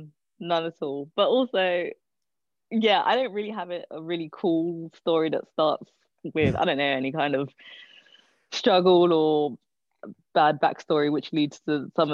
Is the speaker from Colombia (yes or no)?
no; London, United Kingdom; I don't know. I don't really have anything to compare it to, I guess.